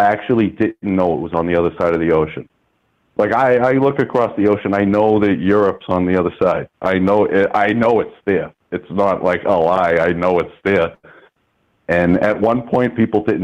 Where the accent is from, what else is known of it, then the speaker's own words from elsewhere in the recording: United States; me as an American